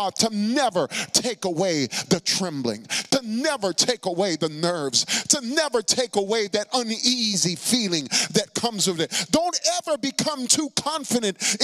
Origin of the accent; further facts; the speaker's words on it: New York City, New York, United States; I'm from the Bronx